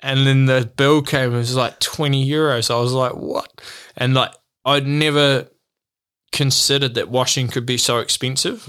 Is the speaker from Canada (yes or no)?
no; New Zealand; moved away as an adult; also born or lived in Australia; as a Kiwi